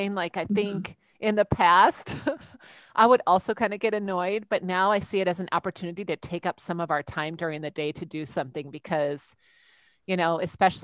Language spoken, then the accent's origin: English; Wisconsin, United States; also born or lived in Iowa; now in Minnesota, United States; I'm originally from Wisconsin in the States. So I am a Midwest girl through and through.